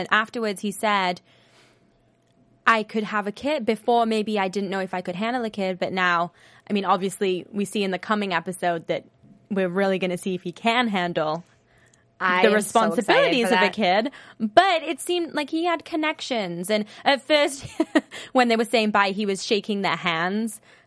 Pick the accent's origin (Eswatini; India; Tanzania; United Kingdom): United Kingdom; England; now in United States; I'm from England